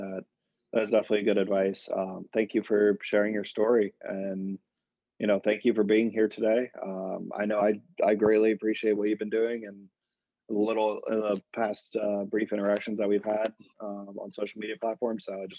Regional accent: Richmond, Virginia, United States; now in Boston, United States; I'm new to the area. I just moved up in the end of November, but I come from Richmond, Virginia, where I didn't really know this existed.

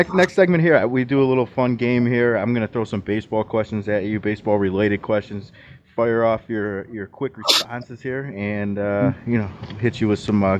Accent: East Coast, United States; Well, yeah, growing up on the East Coast, you got nothing else.

